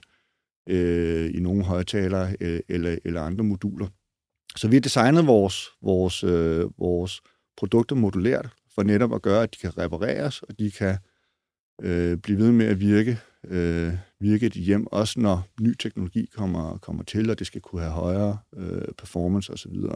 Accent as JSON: {"language": "Danish", "country": "Denmark", "said": "os danskere"}